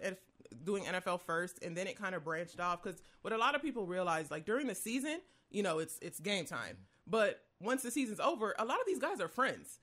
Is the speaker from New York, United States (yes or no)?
yes; Rochester, New York, United States; I'm from Rochester, New York